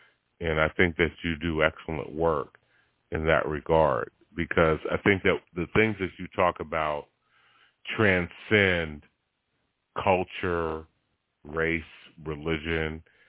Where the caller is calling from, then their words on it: Stone Mountain, Georgia, United States; I'm from Stone Mountain, Georgia.